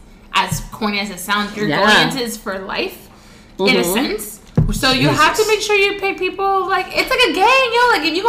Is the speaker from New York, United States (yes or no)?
yes; New York City, New York, United States; I'm a girl from the Bronx. I was a little more hood back then